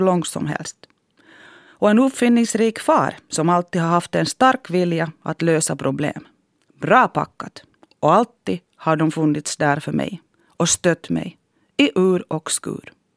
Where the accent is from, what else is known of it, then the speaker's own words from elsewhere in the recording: Harjavalta, Satakunta, Finland; first language Finnish; Swedish is a second language; moved away as an adult; also born or lived in Helsinki; now in Jakobstad, Finland; Under min uppväxt i Harjavalta hade jag ingen aning om Svenskfinland.